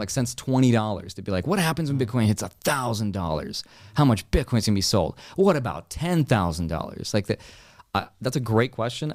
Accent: Russia; moved away; I was born in Russia

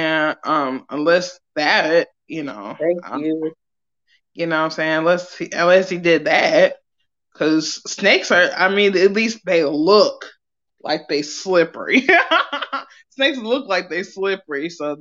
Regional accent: Ohio, United States; moved away; I'm from Ohio

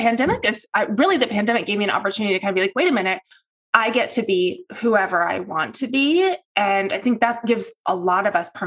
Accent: the South, United States; I grew up in the South, the very conservative South in the United States

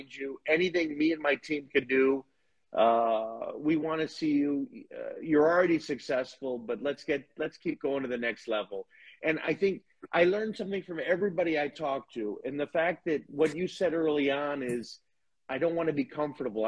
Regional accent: Chicago, Illinois, United States; I'm from Chicago too

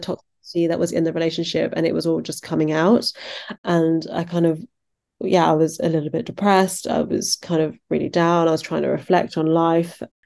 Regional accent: Surrey, South East England, United Kingdom; I was born in England, in the countryside, in Surrey, which is just outside of London

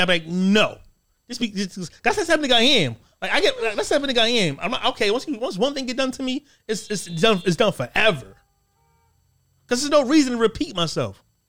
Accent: United States; I'm Black American

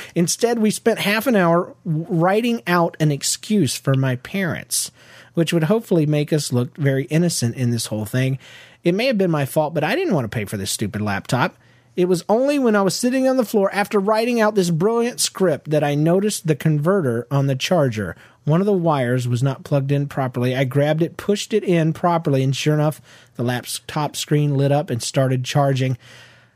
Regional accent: Georgia, United States; I was from Georgia

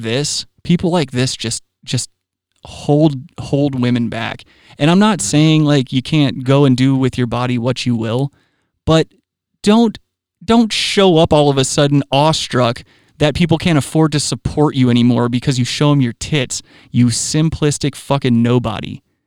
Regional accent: Myrtle Beach, South Carolina, United States; I know for a fact, like I've grown up, I grew up in Myrtle Beach.

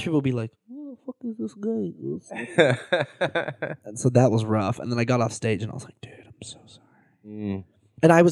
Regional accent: San Diego, California, United States; yeah, that's my hometown

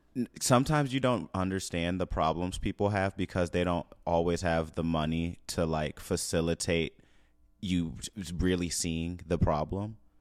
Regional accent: St. Louis, Missouri, United States; I'm from Saint Louis

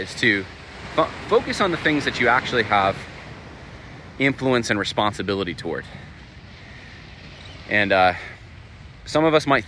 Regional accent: California, United States; moved away; I was born in California

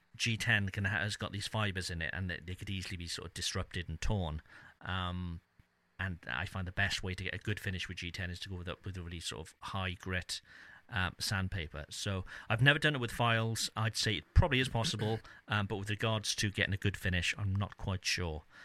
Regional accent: Cardiff, Wales, United Kingdom; my hometown of Cardiff

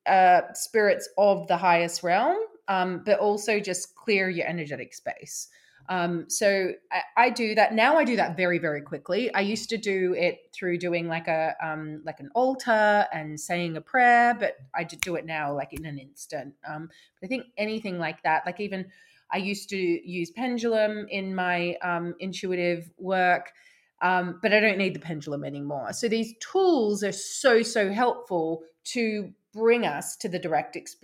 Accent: Australia; moved away as an adult; also born or lived in London; now in Somerset, United Kingdom; I grew up in Australia. I moved to London when I was, what, like 25. And then I now live in Somerset

